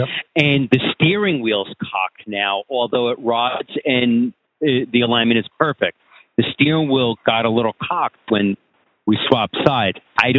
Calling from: New Jersey, United States; New Jersey. Pretty damn close.

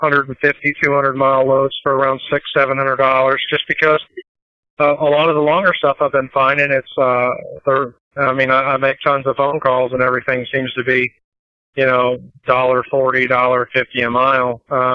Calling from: Joplin, Missouri, United States; I'm calling from Joplin, Missouri.

